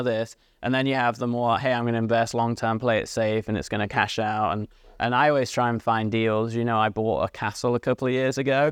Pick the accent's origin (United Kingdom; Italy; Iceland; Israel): United Kingdom; England; moved away; I grew up in England.